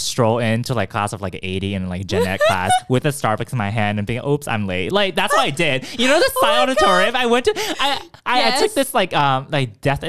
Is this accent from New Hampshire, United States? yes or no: no; Bay Area, California, United States; moved away as an adult; now in Boston, United States; I grew up in the West Coast in California, around the Bay Area.